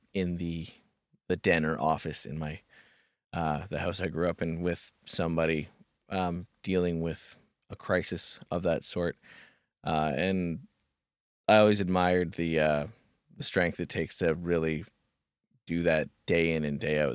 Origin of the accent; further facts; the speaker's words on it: Kamloops, British Columbia, Canada; moved away; back in my hometown at this place called the Kamloops Sexual Assault Counseling Center